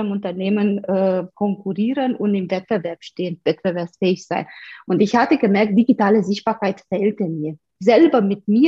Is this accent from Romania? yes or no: yes; Romania; moved away as an adult; now in Munich, Germany; ich komme aus Rumänien ursprünglich, äh, lebe schon seit fast 20 Jahren, also fast die Hälfte meines Lebens bald in Deutschland.